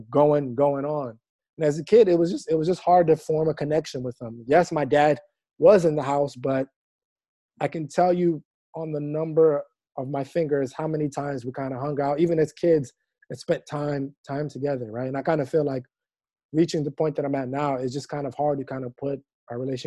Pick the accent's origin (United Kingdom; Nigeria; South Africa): Nigeria; us being Nigerian males